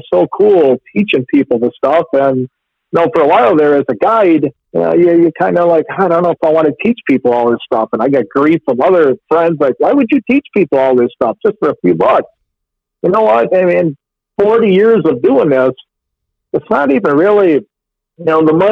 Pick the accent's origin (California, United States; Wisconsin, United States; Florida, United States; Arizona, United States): Wisconsin, United States; Pewaukee; I grew up in Pewaukee Lake. I'm 59 years old. I was lucky enough to live on the lake every summer of my whole life